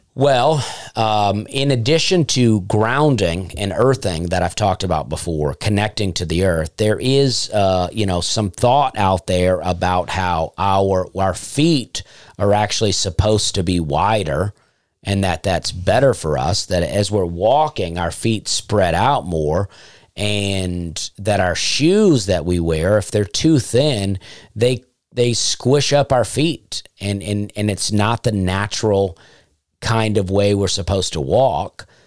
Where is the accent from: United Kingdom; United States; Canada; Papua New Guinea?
United States; Opelika, Alabama; moved away; also born or lived in Nashville / Charleston; I grew up in a town called Opelika